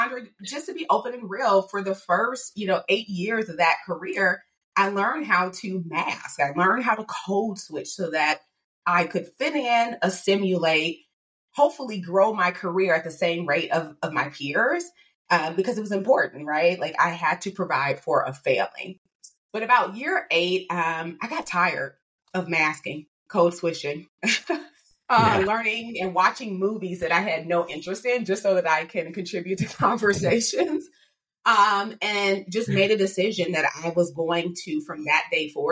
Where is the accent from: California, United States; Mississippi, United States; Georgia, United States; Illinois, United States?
Illinois, United States; Chicago; I am from Chicago, Illinois. So born and raised